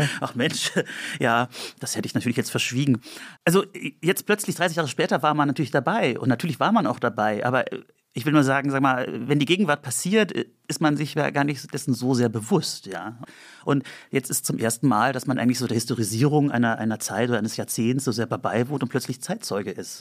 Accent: Andernach, Rhineland-Palatinate, Germany; also born or lived in Bonn; now in Berlin, Germany; Im, in Andernach bin ich aufgewachsen und in Bonn

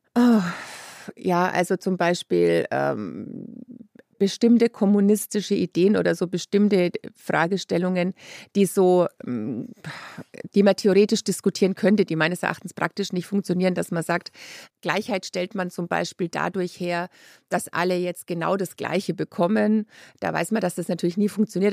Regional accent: Lower Franconia, Bavaria, Germany; ich bin aus Unterfranken

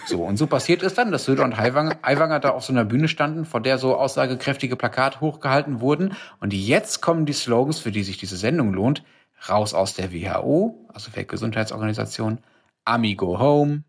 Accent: Germany; hier bei uns in Deutschland

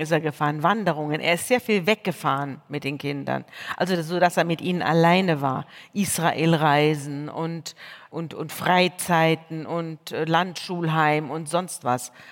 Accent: Munich, Bavaria, Germany; Ich komme von dort, ich komme aus München, ich bin aus einer Pfarrersfamilie

